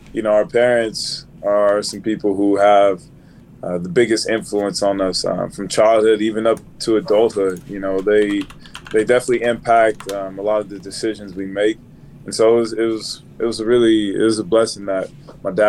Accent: Richmond, California, United States; moved away; we're from Richmond, California

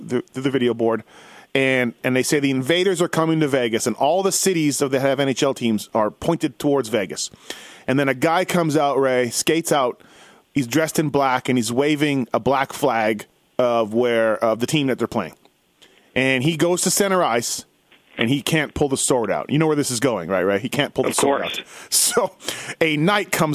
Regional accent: Canada; I'm from Canada

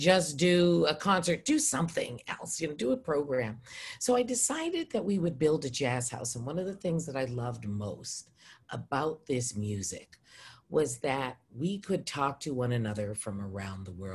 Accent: Edmonton, Alberta, Canada; moved away; also born or lived in Rhode Island (Brown University) / British Columbia; I am born and raised in Edmonton, Alberta, Canada

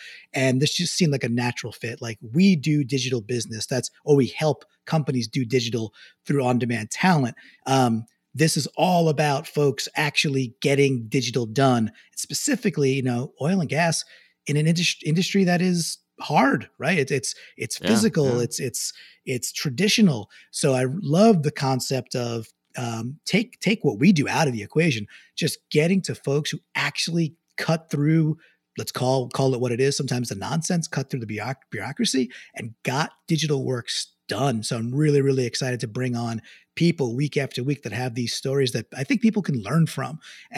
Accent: New York, United States; now in Connecticut, United States; I'm a New Yorker. I love New York.

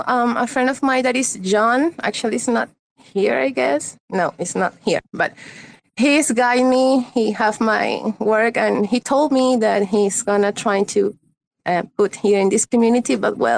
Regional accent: Venezuela; I'm from Venezuela, and well, I'm an illustrator

